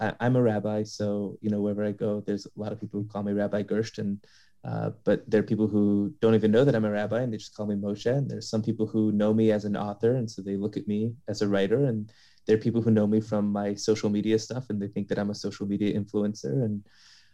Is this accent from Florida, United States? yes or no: no; Los Angeles, California, United States; I'm from Los Angeles, born and raised